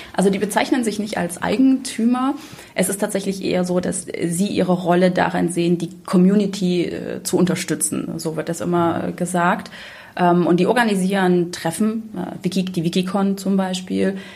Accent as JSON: {"language": "German", "region": "Saxony", "country": "Germany", "said": "ich komme selber aus Sachsen"}